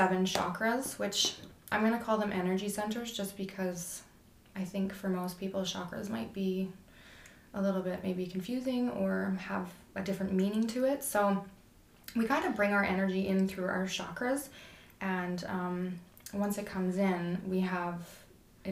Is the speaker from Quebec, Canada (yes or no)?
no; Fernie, British Columbia, Canada; moved away as an adult; also born or lived in Calgary, Canada / Fort McMurray, Canada; now in West Kootenays, Canada; I was born and raised in Fernie